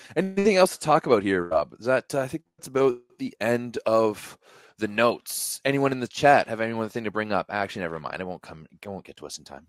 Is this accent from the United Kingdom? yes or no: no; Canada; as a Canadian